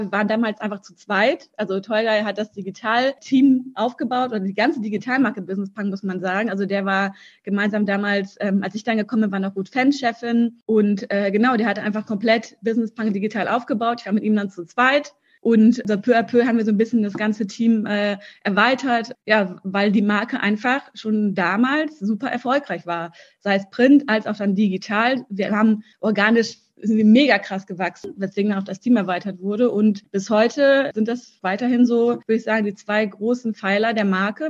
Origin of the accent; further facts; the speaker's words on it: Germany; also born or lived in Russia; ich bin in Russland geboren und meine Eltern sind, als ich sieben Jahr, sieben war, oder sechs, sieben genau, nach Deutschland gekommen.